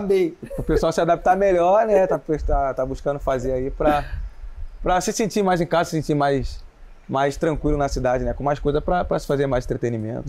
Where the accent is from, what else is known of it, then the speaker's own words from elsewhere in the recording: Rio de Janeiro, Brazil; now in Belo Horizonte, Brazil; Eu sou do, do Rio de Janeiro mesmo, capital.